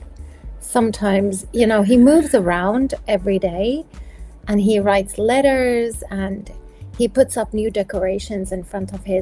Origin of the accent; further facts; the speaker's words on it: South Africa; moved away; I grew up in South Africa